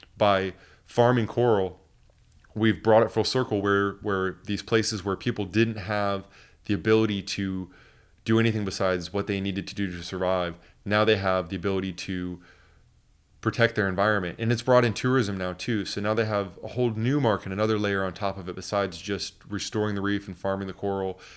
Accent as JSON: {"language": "English", "town": "Port Orange", "region": "Florida", "country": "United States", "tie": "born or raised there", "also_born_or_lived": "New Smyrna Beach", "said": "growing up in the Port Orange and New Smyrna area here"}